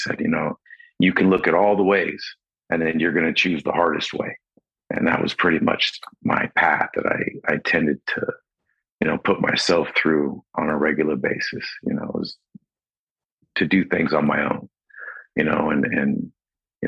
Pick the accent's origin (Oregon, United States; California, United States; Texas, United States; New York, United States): California, United States; Los Angeles; also born or lived in San Diego; I was born in San Diego and then grew up in Los Angeles.